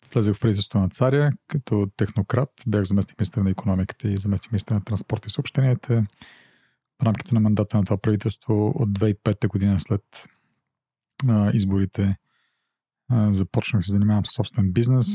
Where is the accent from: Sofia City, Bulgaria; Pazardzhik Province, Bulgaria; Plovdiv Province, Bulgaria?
Plovdiv Province, Bulgaria; Plovdiv; also born or lived in United States; аз съм пловдивчанин. 90-та година завърших английската в Пловдив.